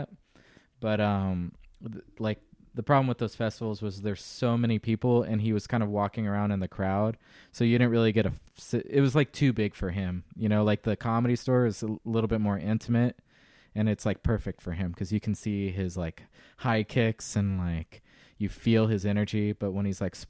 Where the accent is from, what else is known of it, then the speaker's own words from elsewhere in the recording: Visalia, California, United States; I was born and raised in California, so I just sound the same as all these guys.